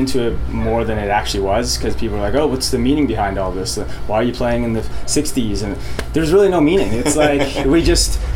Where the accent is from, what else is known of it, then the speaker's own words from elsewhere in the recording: Ajax, Ontario, Canada; So I grew up in Ajax, is like a suburb of Toronto